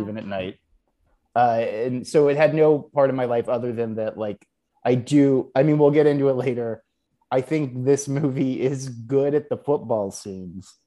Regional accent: Houston, Texas, United States; I am from Texas

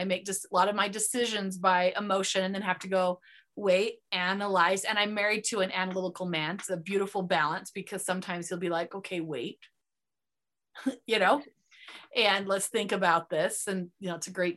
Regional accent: United States; accent: American; first language English

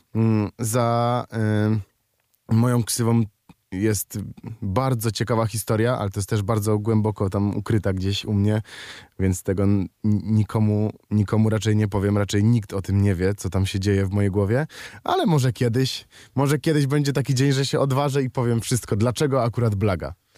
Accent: Kraków, Lesser Poland, Poland; Ja jestem z Krakowa

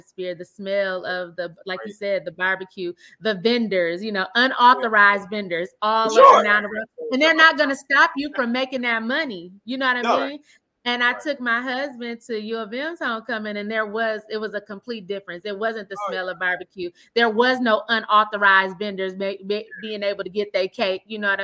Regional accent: Flint, Michigan, United States; We come from Flint

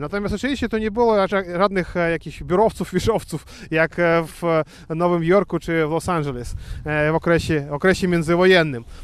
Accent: Belarus; jako Białorusin

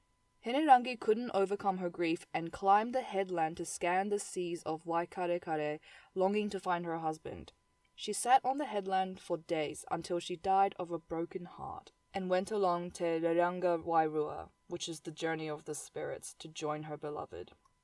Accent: Piha, Auckland, New Zealand; born or raised there

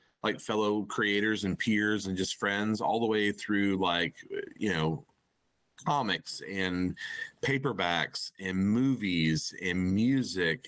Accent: Arkansas, United States; growing up in Arkansas

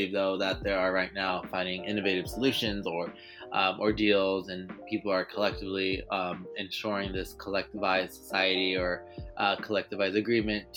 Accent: Los Angeles, California, United States; also born or lived in New York City; I actually grew up in North Hollywood

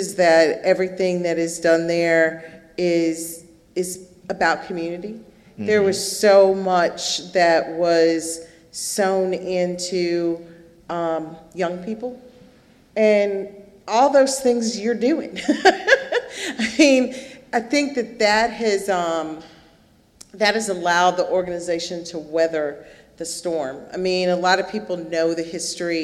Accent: Memphis, Tennessee, United States; right here in my hometown

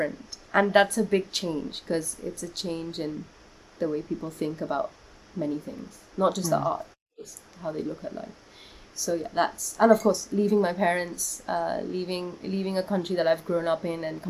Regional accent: London, United Kingdom; moved away as an adult; also born or lived in Kolkata, India; now in India; I was born in Kolkata, and then I moved to London when I was, like, 5.5, 6 years old

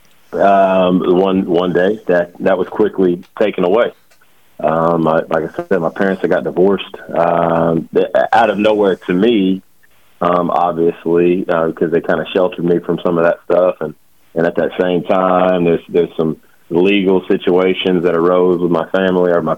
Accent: Rose Pine, Louisiana, United States; also born or lived in DeRidder, Louisiana / Lake Charles, Louisiana; I was born in DeRidder. I lived in Rose Pine, Louisiana for, probably 10, 11 years growing up

